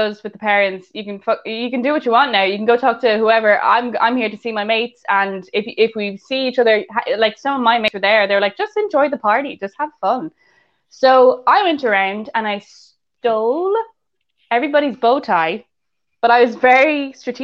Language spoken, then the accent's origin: English; Ireland; we're all Irish